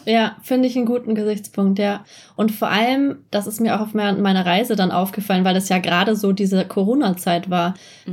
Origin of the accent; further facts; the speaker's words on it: Germany; ich fühle mich nicht mehr als Deutsche